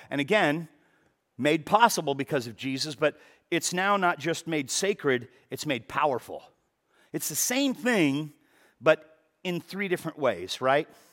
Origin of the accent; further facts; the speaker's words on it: Los Angeles, California, United States; I have never lived more than twenty-five miles from where I was born. So I was born in the San Fernando Valley